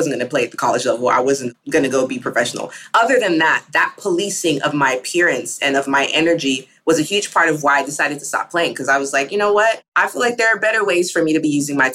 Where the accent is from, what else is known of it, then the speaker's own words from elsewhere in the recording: Texas, United States; I grew up in Texas